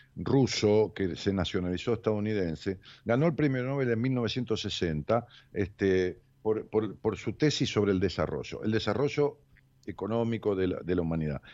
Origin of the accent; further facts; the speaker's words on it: Ramos Mejía, Buenos Aires Province, Argentina; de, allá de mi pueblo, de Ramos Mejía